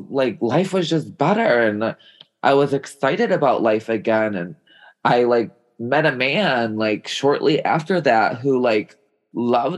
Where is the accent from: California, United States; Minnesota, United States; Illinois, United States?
Illinois, United States; Chicago; I grew up in Chicago